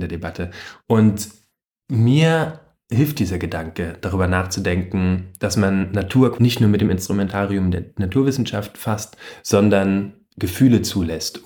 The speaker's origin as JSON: {"language": "German", "country": "Germany", "said": "bei uns in Deutschland"}